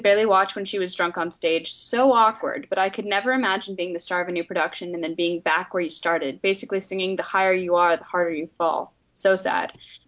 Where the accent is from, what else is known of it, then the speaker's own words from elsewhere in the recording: England, United Kingdom; I'm English, so I don't entirely understand the whole politics of the situation.